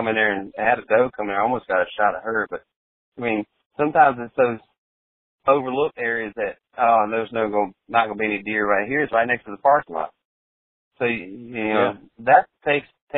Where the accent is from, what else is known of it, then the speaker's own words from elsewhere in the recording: South Carolina, United States; moved away; I grew up in South Carolina